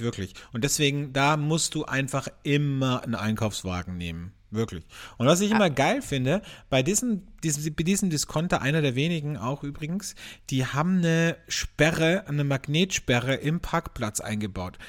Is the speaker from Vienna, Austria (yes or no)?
yes; Vienna, Austria; bei uns in Wien